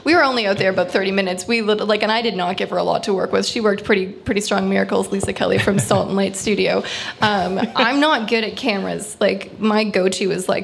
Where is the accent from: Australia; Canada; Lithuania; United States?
Canada; East Coast, Atlantic Canada; accent: East Coast; now in Ottawa, Canada; I'm from the East Coast. And perpetually I'm on, and everyone makes fun of my accent